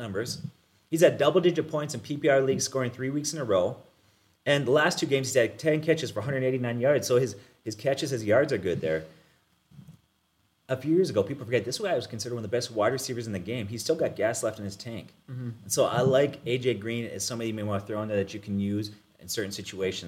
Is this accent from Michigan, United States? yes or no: no; Minnesota, United States; we're from Minnesota